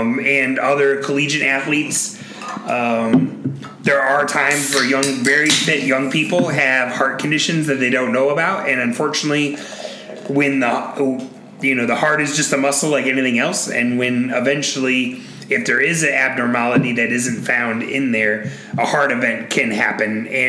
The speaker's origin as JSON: {"language": "English", "country": "United States", "said": "as an American"}